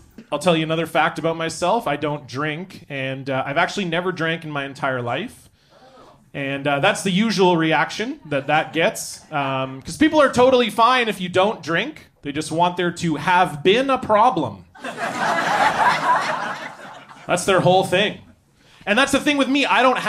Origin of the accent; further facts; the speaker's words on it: Ontario, Canada; moved away; I'm from Ontario originally